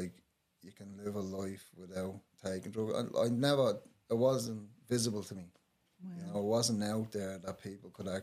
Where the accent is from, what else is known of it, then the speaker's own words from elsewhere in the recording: Dublin, Leinster, Ireland; I grew up in Henrietta Street